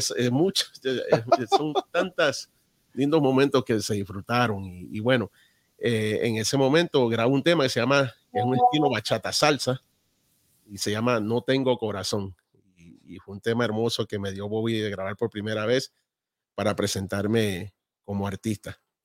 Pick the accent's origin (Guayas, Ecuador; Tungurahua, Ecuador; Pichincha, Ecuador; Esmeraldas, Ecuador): Guayas, Ecuador; Balzar; Nosotros somos de Ecuador de un pueblo a dos horas de Guayaquil, de la costa. Eh, se llama Balsar, a quien amo mucho